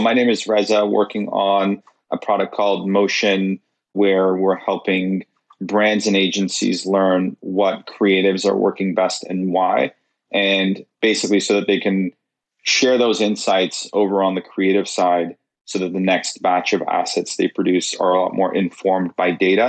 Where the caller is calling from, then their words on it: Toronto, Ontario, Canada; I'm in Toronto, Canada.